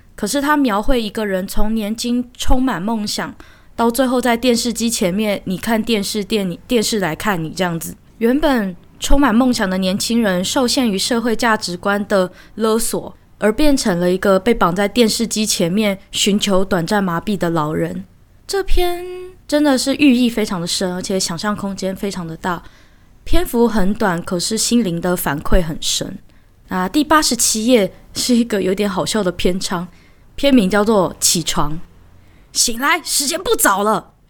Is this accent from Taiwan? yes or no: yes; Taiwan; 虽然我是台湾人，我只能够看到中文版